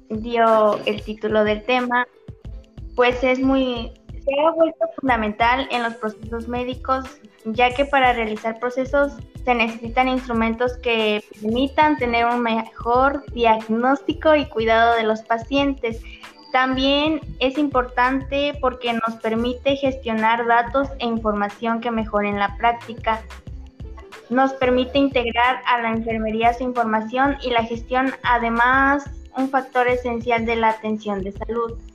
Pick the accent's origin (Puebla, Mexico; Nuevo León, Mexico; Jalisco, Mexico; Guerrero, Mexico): Puebla, Mexico; Tenampulco; soy de Tenampulco, Puebla y soy estudiante de la licenciatura en enfermería de Puebla.